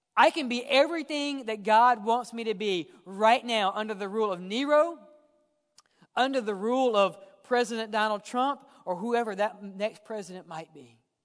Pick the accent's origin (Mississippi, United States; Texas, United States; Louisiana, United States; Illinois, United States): Mississippi, United States; I grew up in Mississippi